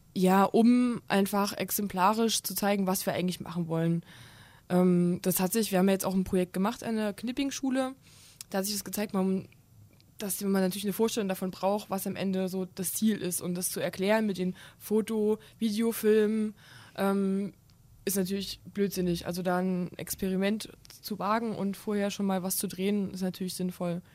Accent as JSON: {"language": "German", "region": "Thuringia", "country": "Germany", "moved": "as an adult", "lives_now": "Kassel, Germany", "said": "ich komme aus Thüringen und bin hier zum Studieren"}